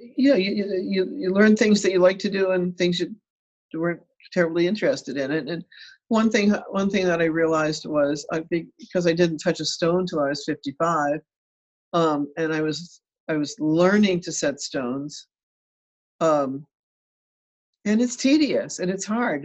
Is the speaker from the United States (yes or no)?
yes; Rhode Island, United States; I grew up in Rhode Island